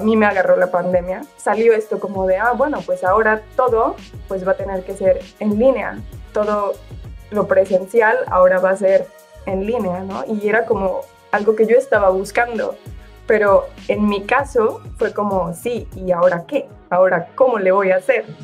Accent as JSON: {"language": "Spanish", "country": "Mexico", "moved": "as an adult", "lives_now": "Italy", "said": "soy mexicana y llevo dos años en Italia"}